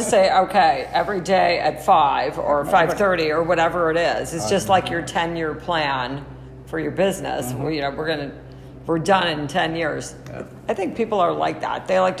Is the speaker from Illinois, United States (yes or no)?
yes; Chicago, Illinois, United States; I grew up in Chicago